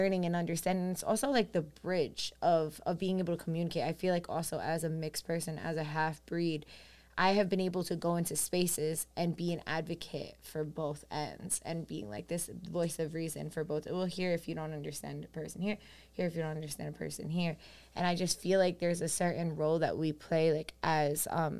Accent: New York City, New York, United States; growing up on Staten Island, I was, like, one of the only Colombian people I knew.

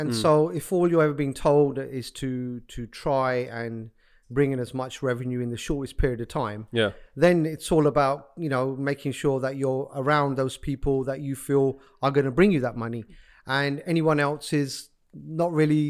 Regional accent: Pakistan; being Pakistani, I often use this kind of gesture of, you either need to be a good cricketer, or you know, you need to be a doctor, otherwise you failed as a Pakistani child.

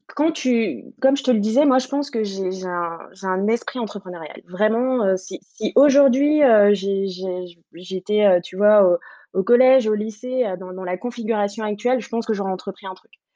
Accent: French Guiana; moved away as an adult; now in Paris, France; je viens de Guyane. Donc, euh, je, suis, un peu euh, sud-américaine

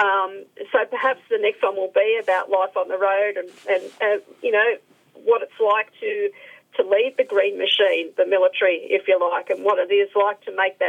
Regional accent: Melbourne, Victoria, Australia; I grew up in Melbourne, so I'm used to the cold weather

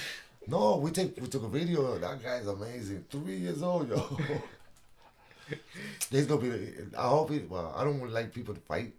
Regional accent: New York, United States; moved away as an adult; also born or lived in Puerto Rico; now in North Carolina, United States; I was born in Puerto Rico. Yeah, I was born in Puerto Rico. You came from Puerto Rico. Then I was at 6. I went to New York, and I was there all my life almost until I got to North Carolina.

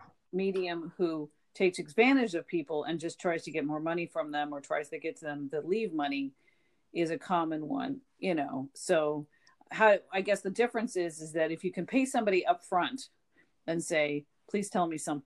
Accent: Portland, United States; if you were had a day off of school in Portland, you watched Perry Mason

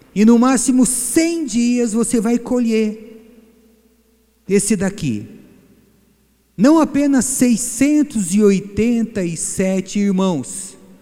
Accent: Bahia, Brazil; Eu sou baiano falso

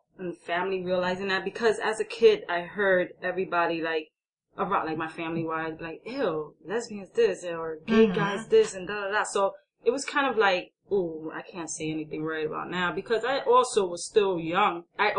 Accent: New York City, New York, United States; And me growing up, as far as being more of a, I would say, an Americanized, because I was born and raised in New York City

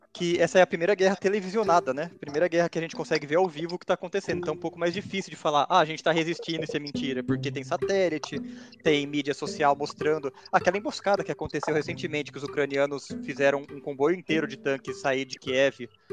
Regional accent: Americana, São Paulo, Brazil; em Americana, eu sou de Americana

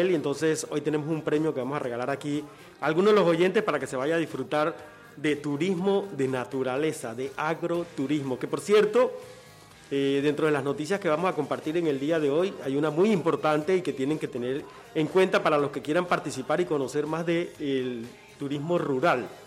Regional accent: Agua Dulce, Coclé, Panama; now in Panama City, Panama; el sueño de, todo campesino, incluyéndome a mí que me vine de Agua Dulce para Panamá, pero va a pasar lo mismo conmigo.

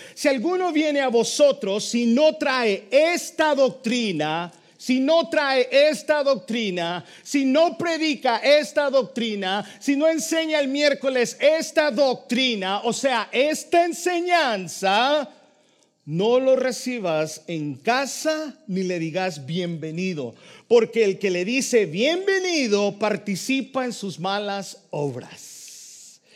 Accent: El Salvador; born or raised there

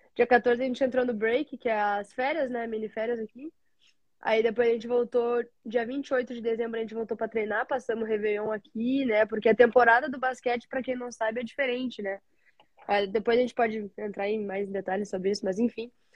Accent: Rio Grande do Sul, Brazil; moved away as an adult; now in United States; eu sou do Rio Grande do Sul eu saí do interior do Rio Grande do Sul para jogar no outro interior do Rio Grande do Sul

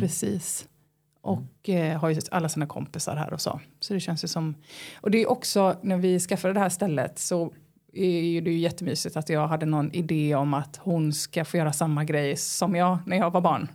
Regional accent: Halland County, Sweden; jag är från Halland

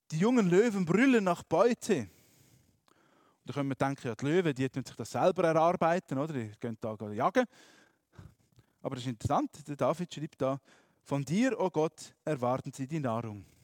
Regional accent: Graubünden, Switzerland; Ich bin in Graubünden aufgewachsen, wenn ich bin wandern, Berge angeschaut habe, so schön.

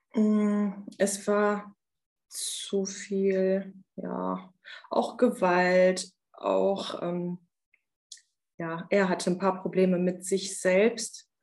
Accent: Germany; also born or lived in Romania; Als wir nach Deutschland gekommen sind, in der Grundschule

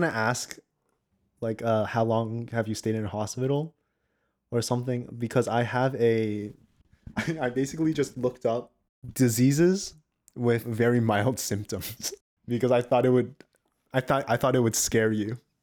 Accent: the South, United States; I'm from the States, you know, I'm from the, I'm from the South

